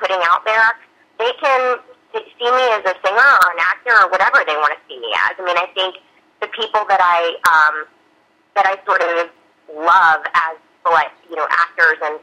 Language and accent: English; Georgia, United States; also born or lived in New York; now in Los Angeles, United States; I'm actually from Georgia originally.